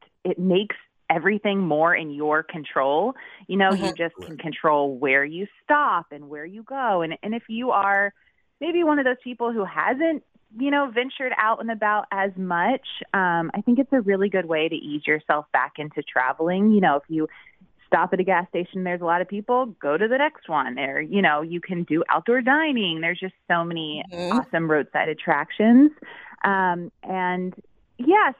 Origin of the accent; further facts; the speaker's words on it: Jacksonville Beach, Florida, United States; I grew up in Jacksonville Beach and then went to FSU